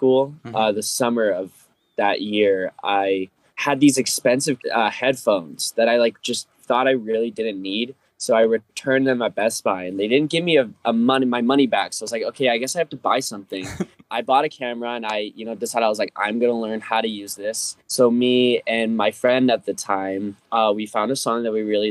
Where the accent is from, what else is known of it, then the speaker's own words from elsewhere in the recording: Fort Collins, Colorado, United States; moved away as an adult; also born or lived in New York; this is my hometown in Fort Collins